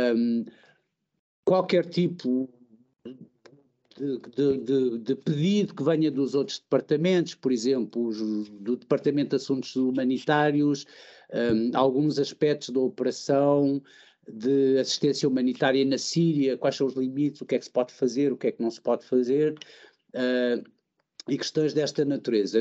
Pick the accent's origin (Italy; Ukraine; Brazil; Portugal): Portugal; moved away; como português